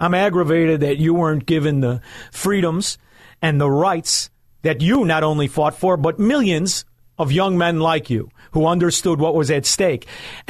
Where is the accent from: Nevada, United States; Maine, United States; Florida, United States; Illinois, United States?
Illinois, United States; Chicago; like I'm from Chicago